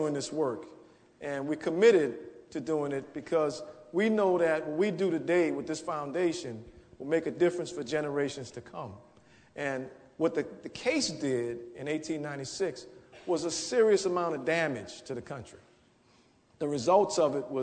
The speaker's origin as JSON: {"language": "English", "town": "New Orleans", "region": "Louisiana", "country": "United States", "tie": "born or raised there", "said": "I grew up in the 7th Ward of New Orleans"}